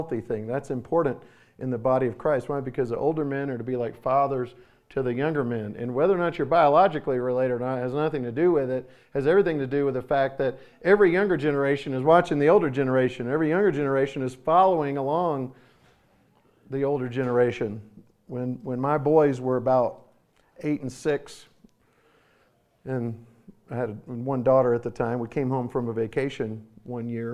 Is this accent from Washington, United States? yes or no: no; Florida, United States; I'm from Florida